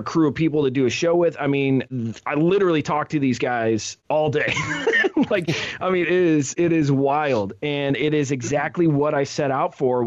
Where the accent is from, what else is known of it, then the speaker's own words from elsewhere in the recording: Ohio, United States; when you're from Ohio